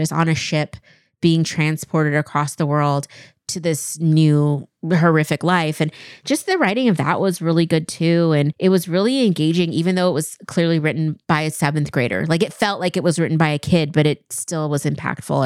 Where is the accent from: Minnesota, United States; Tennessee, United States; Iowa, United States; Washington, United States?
Washington, United States; Kennewick; moved away as an adult; also born or lived in Chicago; growing up in Eastern Washington